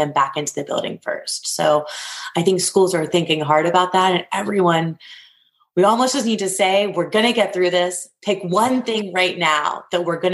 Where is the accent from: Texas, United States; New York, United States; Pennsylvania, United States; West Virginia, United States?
Pennsylvania, United States; New Castle; I'm actually from Newcastle, Pennsylvania